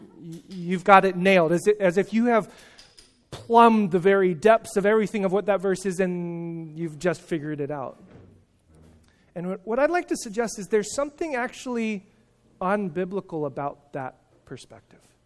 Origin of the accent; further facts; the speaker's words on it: California, United States; I'm from California